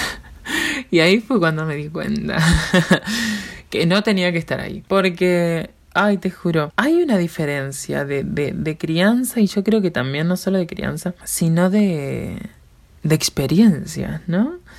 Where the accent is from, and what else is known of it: Uruguay